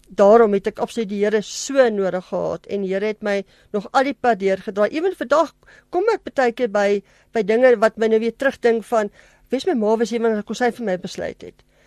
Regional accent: Germiston, Gauteng, South Africa; moved away as an adult; now in Pretoria, South Africa; Ek is gebore en getoe in Germiston Primrose en ek is nou af op 15 jaar in Pretoria.

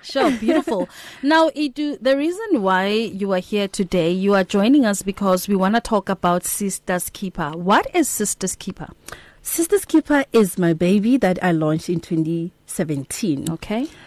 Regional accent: Limpopo, South Africa; I'm originally from Kwalimpopo

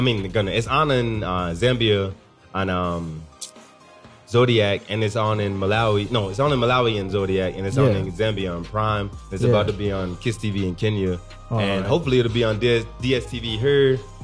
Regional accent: Kentucky, United States; moved away as an adult; also born or lived in New York; from Kentucky.

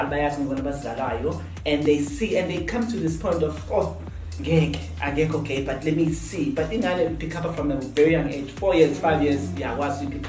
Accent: Durban, KwaZulu-Natal, South Africa; born and bred in Durban wasemlazi kwa AA

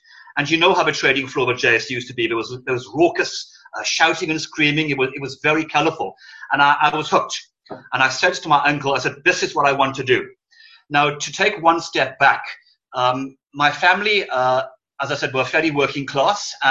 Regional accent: Suffolk, East Anglia, East of England, United Kingdom; accent: Welsh lilt; also born or lived in Wales; if you can hear a lilt in my voice, I'm actually Welsh by birth. So my family are farmers in Wales. They still are. My parents divorced when I was very young, and we relocated to East Anglia

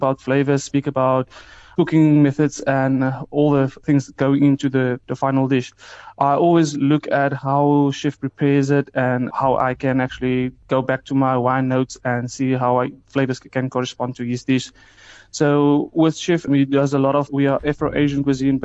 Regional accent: Stellenbosch, Western Cape, South Africa; I grew up in Stellenbosch area, born and raised in Jonkershoek Valley

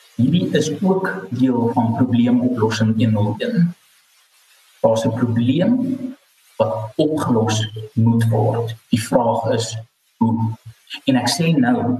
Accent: South Africa; ons eie koste as wit Suid-Afrikaners

